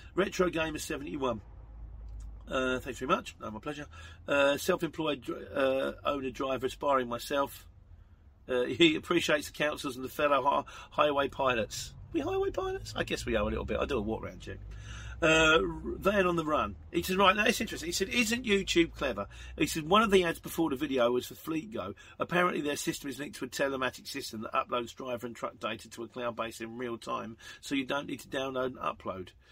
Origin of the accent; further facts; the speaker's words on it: Luton, East of England, United Kingdom; I am from Luton